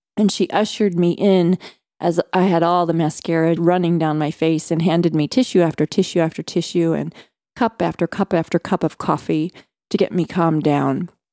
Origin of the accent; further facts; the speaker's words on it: Midwest, United States; I was growing up in America's heartland in the cornfields